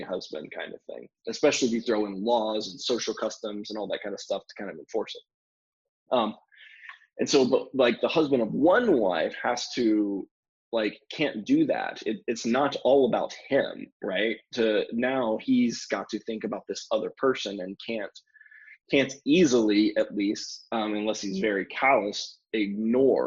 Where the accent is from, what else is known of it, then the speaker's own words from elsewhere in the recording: North Carolina, United States; moved away; I'm from North Carolina originally